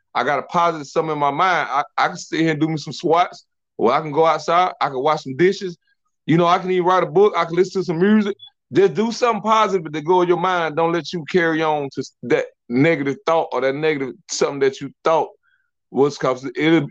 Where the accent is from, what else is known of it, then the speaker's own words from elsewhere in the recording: South Georgia, United States; I'm from South Georgia. We from soul food land